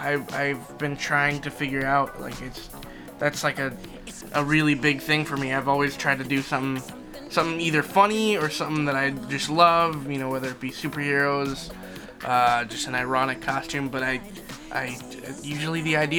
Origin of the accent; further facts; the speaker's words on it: Philippines; We totally don't embrace our heritage. We're Filipino, for Christ's sake. We gotta get this down.